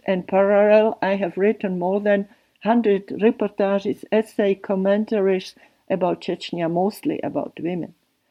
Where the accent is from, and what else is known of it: Slovakia; born or raised there; first language Slovak; English is a second language; moved away as an adult; now in Switzerland